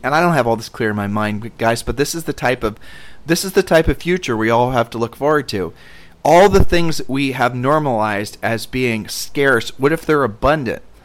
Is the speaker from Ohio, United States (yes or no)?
yes; Columbus, Ohio, United States; moved away as an adult; now in Puerto Rico; growing up in Columbus as a poor kid